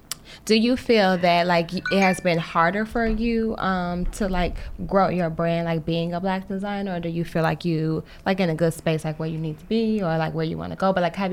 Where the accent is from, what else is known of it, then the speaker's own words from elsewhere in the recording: Midwest, United States; and we connected because we're both from the Midwest.